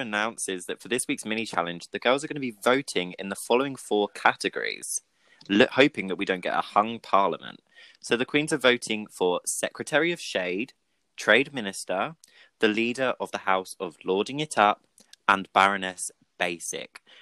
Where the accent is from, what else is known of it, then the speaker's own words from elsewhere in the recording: Brighton, South East England, United Kingdom; I'm also from Brighton